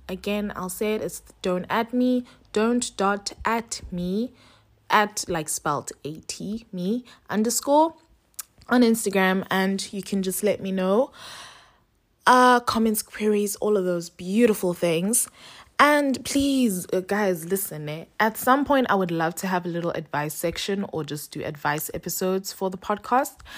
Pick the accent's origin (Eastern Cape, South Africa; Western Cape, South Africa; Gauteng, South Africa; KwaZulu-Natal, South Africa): Western Cape, South Africa; Cape Town; moved away as an adult; now in Johannesburg, South Africa; right now I'm in Cape Town, which is my hometown